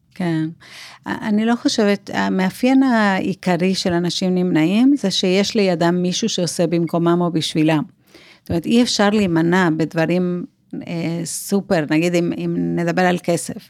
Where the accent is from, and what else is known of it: Buenos Aires, Argentina; accent: South American; Hebrew is a second language; now in Israel